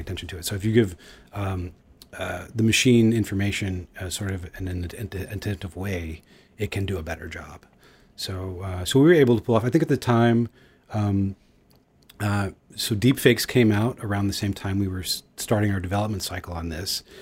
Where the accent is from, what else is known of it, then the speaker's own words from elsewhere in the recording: Houston, Texas, United States; moved away; also born or lived in Los Angeles / New York; I grew up in Houston and I've lived in Los Angeles